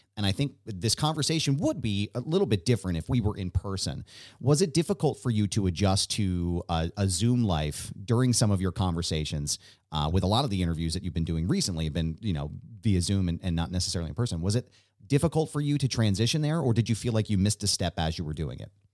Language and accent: English; Philadelphia, Pennsylvania, United States; I'm this guy from Philadelphia